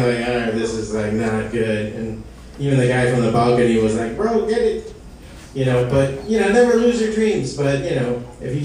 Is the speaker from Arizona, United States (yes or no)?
no; Hialeah, Florida, United States; I'm from Hialeah